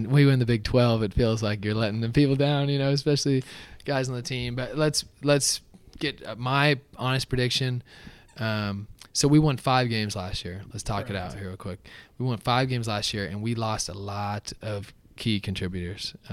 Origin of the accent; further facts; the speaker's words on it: Iowa, United States; also born or lived in Kansas; now in Kansas City area, United States; I'm from Iowa